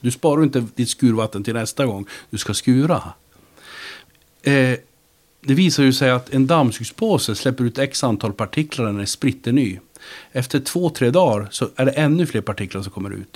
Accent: Luleå, Norrbotten County, Sweden; Jag växte upp i Luleå

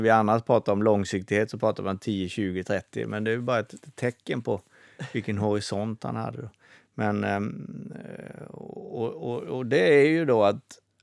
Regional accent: Småland, Sweden; jag som är smålänning

